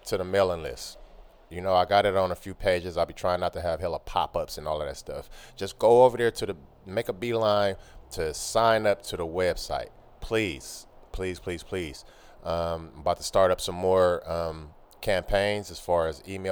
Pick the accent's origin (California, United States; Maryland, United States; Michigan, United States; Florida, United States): California, United States; Oakland; I'm from Oakland, California